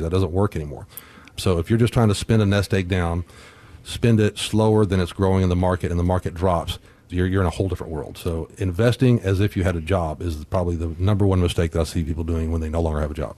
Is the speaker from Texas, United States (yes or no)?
yes; Corpus Christi, Texas, United States; growing up in Corpus